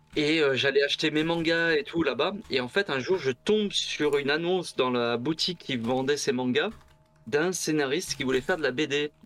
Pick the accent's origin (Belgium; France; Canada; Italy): France; Bagnols-sur-Cèze, Occitania; also born or lived in Le Mans; je suis arrivé dans la région de bagnols sur 16, je devais avoir deux ans